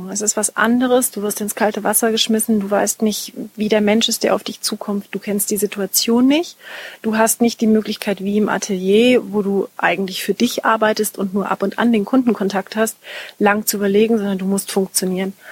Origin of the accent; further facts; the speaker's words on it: Munich, Bavaria, Germany; Als ich 14 war, habe ich in München Tanzkurs gemacht. Ich komme aus München.